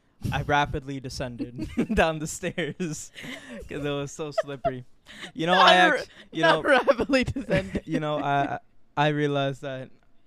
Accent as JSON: {"language": "English", "town": "Orlando", "region": "Florida", "country": "United States", "moved": "yes", "lives_now": "New York, United States", "said": "I'm from Florida."}